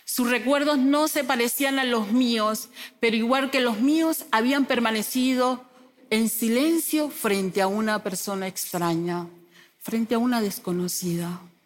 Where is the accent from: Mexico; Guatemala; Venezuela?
Venezuela; moved away as an adult; Yo soy una mujer migrante, mamá de Sunimar, Sulimar y Sulimar, de profesión docente. Salí de mi país, Venezuela, en el 2016